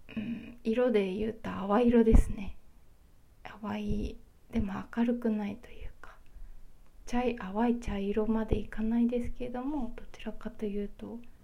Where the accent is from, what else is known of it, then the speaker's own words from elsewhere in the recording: Kyushu, Japan; now in Honshu, Japan; 九州出身なんですけれども